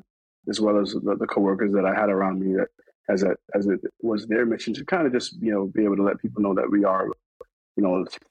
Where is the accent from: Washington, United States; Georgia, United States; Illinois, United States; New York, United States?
New York, United States; I'm Jamaican. I grew up I'm from New York